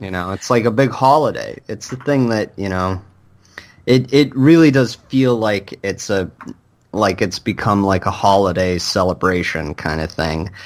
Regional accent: Michigan, United States; the Comic-Cons that I went to growing up in Michigan

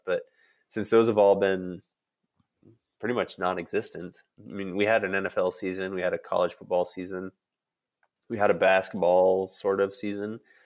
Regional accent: Chicago, Illinois, United States; I grew up around Chicago

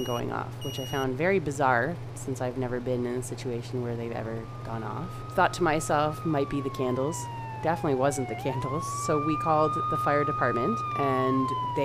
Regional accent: London, Ontario, Canada; also born or lived in Toronto; my partner, now husband, and I moved back from Toronto, and we moved back to London to open a small business. He's a tattooer, and he was looking for a place to set up shop. We were looking for a place to start a family, so we chose London, where all of our friends and family are

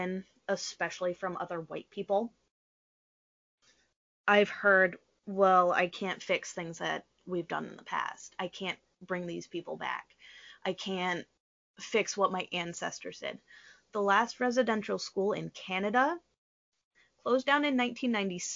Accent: United States

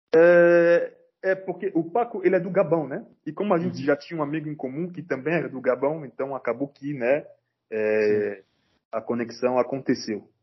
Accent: Cameroon; now in Brasília, Brazil; eu sou de Camarões

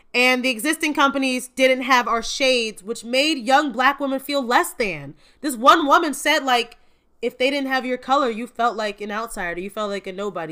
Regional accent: Gary, Indiana, United States; I am from Gary, Indiana, just a hop, skip, and a jump away from Chicago in the Midwest.

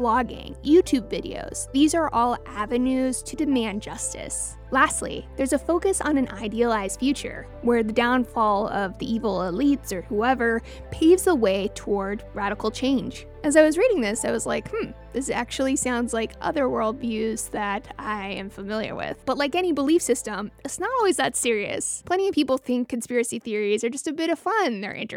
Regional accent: Washington, United States; When I was a kid growing up in Washington State

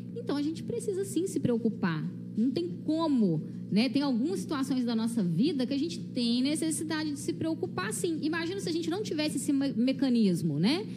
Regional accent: Visconde do Rio Branco, Minas Gerais, Brazil; eu sou aqui de Visconde mesmo, né? Nascida e criada aqui nessa terrinha

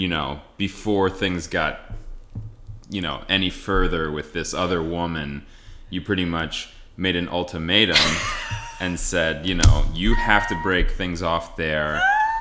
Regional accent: West Chester, Pennsylvania, United States; moved away; also born or lived in Durham, North Carolina; I am from Pennsylvania originally. Son of a Chinese, full Chinese man and white American woman

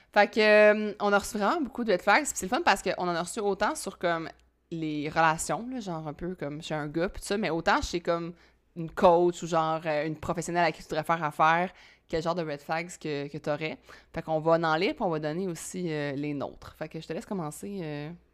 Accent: Quebec, Canada; je suis québécois

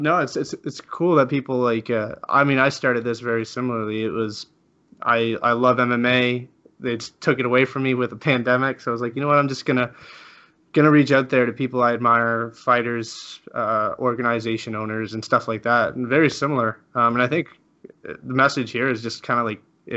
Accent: Spain; moved away; I'm from Spain originally, and my family's Spanish.

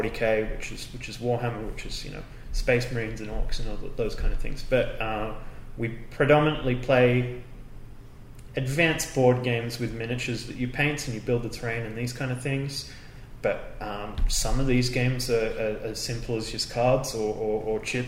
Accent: Perth, Western Australia, Australia; We're all from Perth in Australia, in WA

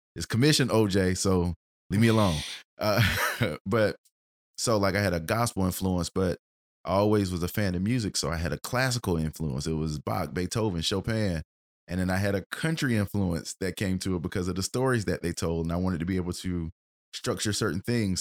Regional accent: United States; we grew up in Middletown Manor

